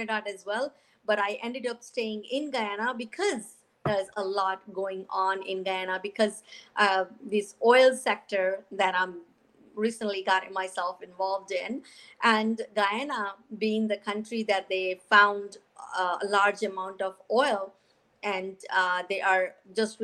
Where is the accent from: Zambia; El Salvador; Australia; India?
India; New Delhi, North India; moved away as an adult; also born or lived in Connecticut, United States; now in Houston, United States; I was born in India, raised in India, and came to United States as a newly bride back in early 90s